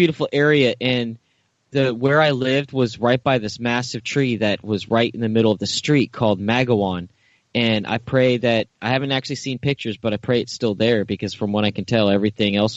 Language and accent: English; Mill Valley, California, United States; Mill Valley? My hometown